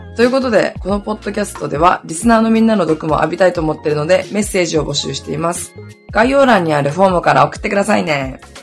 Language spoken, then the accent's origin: Japanese; Hokkaido, Japan; 北海道出身だからさ